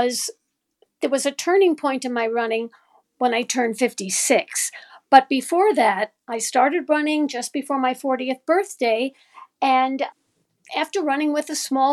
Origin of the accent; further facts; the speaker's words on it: New York City, New York, United States; now in Cleveland, United States; I grew up in New York. I'm from Brooklyn, New York, originally